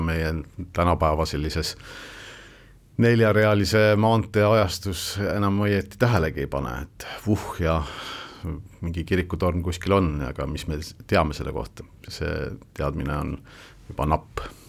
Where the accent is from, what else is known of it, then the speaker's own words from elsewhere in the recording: Northeast Estonia, Estonia; minu kodukandis Kirde-Eestis